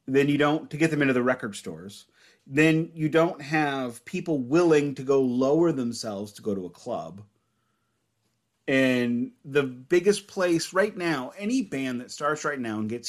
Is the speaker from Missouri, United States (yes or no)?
yes; St. Louis, Missouri, United States; we're both from St. Louis